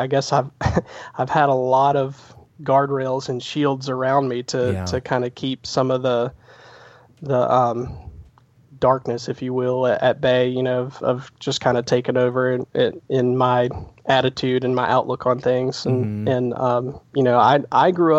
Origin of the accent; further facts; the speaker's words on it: South Carolina, United States; accent: slight twang; also born or lived in New Jersey; we moved down here when I was 5 years old.